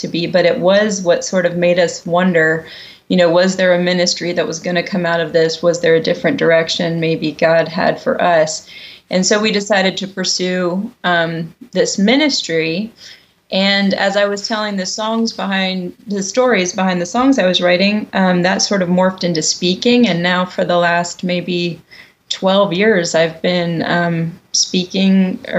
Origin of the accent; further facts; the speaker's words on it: Columbus, Ohio, United States; also born or lived in New York; When I moved back to my hometown, which is Columbus, Ohio, it was to teach opera at a university here